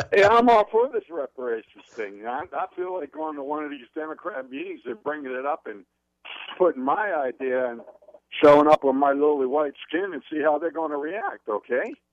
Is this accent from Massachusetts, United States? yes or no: no; New Jersey, United States; now in Clearwater, United States; I'm from New Jersey